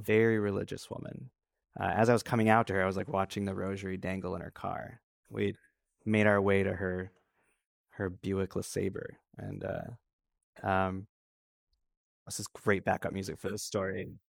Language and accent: English; Traverse City, Michigan, United States; born or raised there